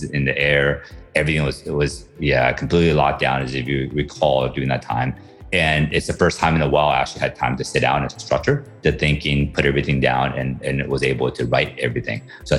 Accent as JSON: {"language": "English", "country": "United States", "tie": "born or raised there", "also_born_or_lived": "Taiwan / Beijing, China", "moved": "as an adult", "lives_now": "Philippines", "said": "spent most of my time in the US, in the Midwest and on the East Coast."}